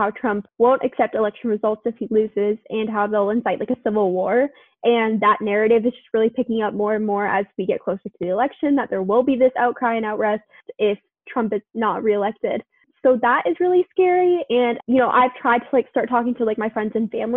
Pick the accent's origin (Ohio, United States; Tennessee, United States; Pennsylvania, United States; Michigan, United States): Tennessee, United States; now in United Kingdom; growing up in Tennessee